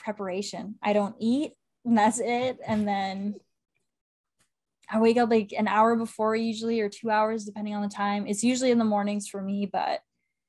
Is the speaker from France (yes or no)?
no; Canada; being Canadian, I grew up with a family that loves hockey and watches hockey.